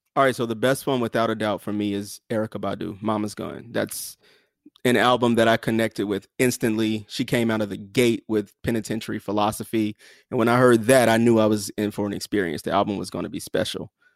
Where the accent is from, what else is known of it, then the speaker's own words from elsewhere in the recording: the South, United States; I'm from the South